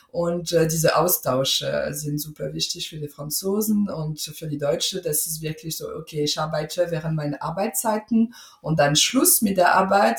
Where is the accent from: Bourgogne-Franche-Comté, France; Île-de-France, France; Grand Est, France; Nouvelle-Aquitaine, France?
Île-de-France, France; Paris; German is a second language; moved away as an adult; now in Germany; ich war im Kindergarten in Paris